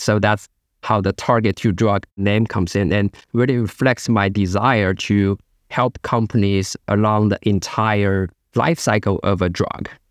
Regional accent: China; moved away; I grew up in China

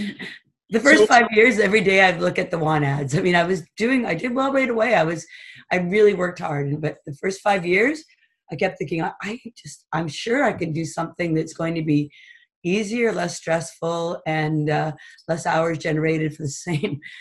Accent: Toronto, Ontario, Canada; now in Huntsville, Canada; I grew up in Toronto and we had a cottage

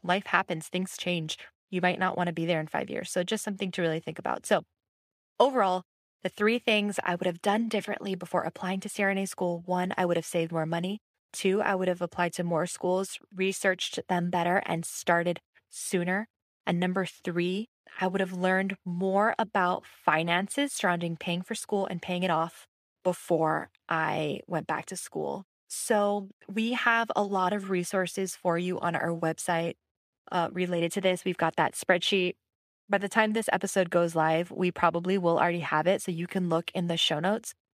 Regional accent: Hawaii, United States; moved away as an adult; also born or lived in Los Angeles / Washington, D.C.; I am from Hawaii.

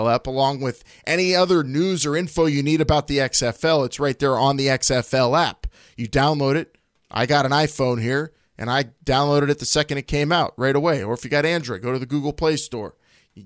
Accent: Pittsburgh, Pennsylvania, United States; accent: Pittsburgh; my Pittsburgh accent just is deepening really hardcore during this quarantine

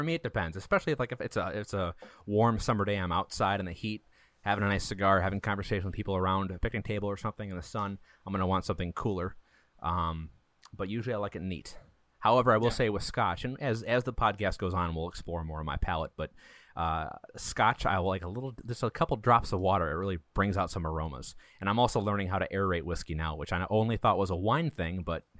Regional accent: Wisconsin, United States; That's right. That's our Wisconsin blood.

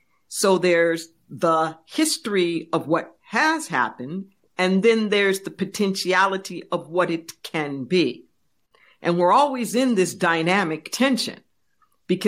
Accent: Los Angeles, California, United States; And growing up in Los Angeles, one of the most diverse places on the planet, I grew a real sense of compassion for what it meant to come together

